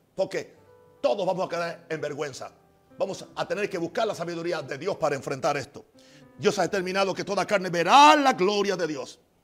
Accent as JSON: {"language": "Spanish", "country": "United States", "moved": "yes", "said": "yo soy americano, yo soy gringo, como ustedes dicen. Yo conozco la cultura de mi país"}